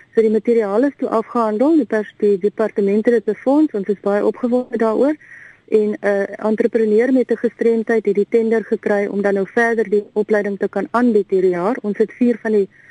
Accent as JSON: {"language": "Afrikaans", "country": "South Africa"}